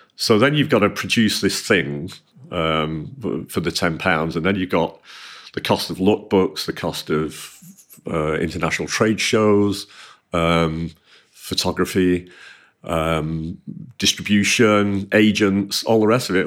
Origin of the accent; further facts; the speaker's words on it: Manchester, North West England, United Kingdom; I grew up in Manchester.